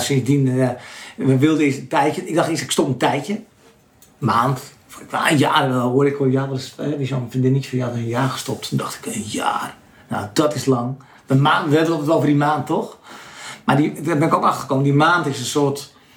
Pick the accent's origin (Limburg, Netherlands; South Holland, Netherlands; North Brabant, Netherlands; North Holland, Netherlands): North Holland, Netherlands; Landsmeer; ik kom uit Lansmeer, een klein dorpje.